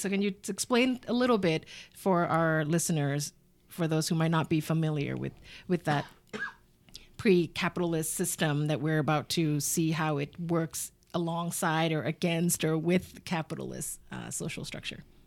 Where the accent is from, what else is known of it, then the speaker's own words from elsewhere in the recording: United States; also born or lived in Bangkok, Thailand; being Thai American and growing up in the United States